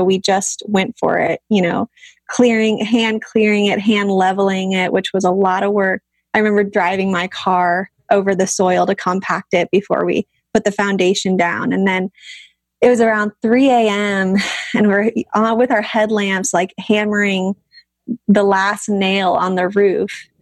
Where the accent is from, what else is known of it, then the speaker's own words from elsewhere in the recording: Southern California, United States; moved away; I grew up in Southern California. I was very much a SoCal gal